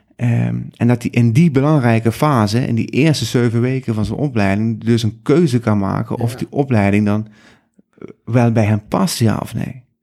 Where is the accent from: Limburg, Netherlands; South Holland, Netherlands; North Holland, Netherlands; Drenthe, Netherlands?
Limburg, Netherlands; South; moved away as an adult; now in Amsterdam, Netherlands; kom zelf uit Zuid-Limburg